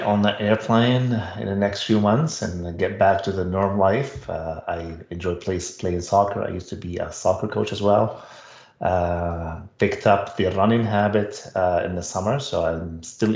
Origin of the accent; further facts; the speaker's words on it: Lebanon; English is a second language; moved away as an adult; also born or lived in Ottawa, Canada; now in Canada; I grew up in Lebanon, and Lebanon was a French colony